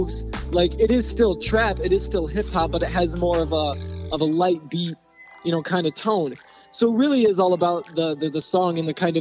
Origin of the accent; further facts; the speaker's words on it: Oxford, Michigan, United States; born and raised in Oxford, Michigan